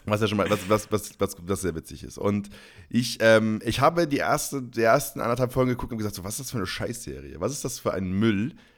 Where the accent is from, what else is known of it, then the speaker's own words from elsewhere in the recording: Northern Germany, Germany; now in Bavaria, Germany; als Norddeutscher